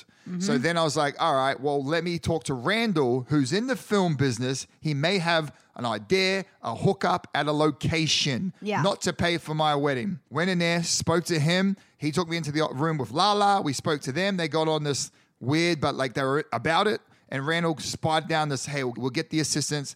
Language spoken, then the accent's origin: English; Australia; moved away as an adult; now in United States